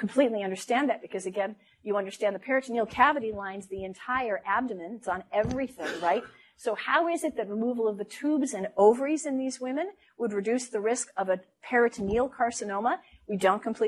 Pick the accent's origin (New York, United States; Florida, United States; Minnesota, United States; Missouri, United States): Minnesota, United States; moved away; also born or lived in Los Angeles; I'm from Minnesota